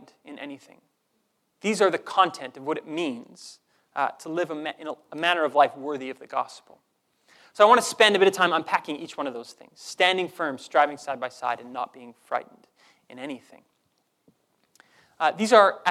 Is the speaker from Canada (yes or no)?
yes; Canada; I didn't earn my Canadian citizenship. I was just born here, given that passport